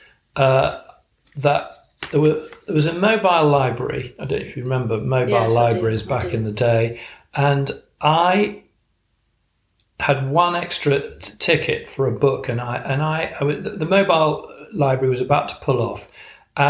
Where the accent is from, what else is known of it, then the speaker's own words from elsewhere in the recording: Chester, North West England, United Kingdom; now in Wiltshire, United Kingdom; I was actually born and brought up in Chester, so not too far away